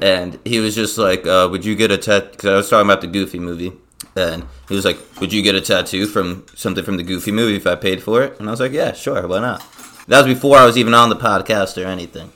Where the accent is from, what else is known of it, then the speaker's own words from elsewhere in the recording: New Jersey, United States; moved away as an adult; also born or lived in Inwood, New York; now in New York, United States; I moved from South Jersey in the suburbs